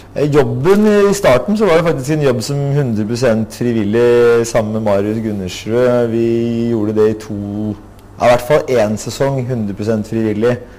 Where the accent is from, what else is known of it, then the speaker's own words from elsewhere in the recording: Asker, Akershus, Norway; moved away as an adult; also born or lived in Oslo (Grünerløkka); now in Oslo, Norway; Jeg har vokst opp i Asker